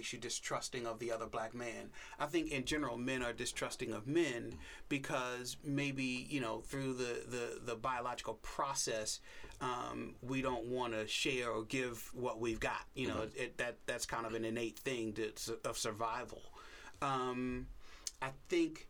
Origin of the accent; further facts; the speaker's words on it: Baltimore, Maryland, United States; also born or lived in St. Louis; now in New Orleans, United States; I'm from Baltimore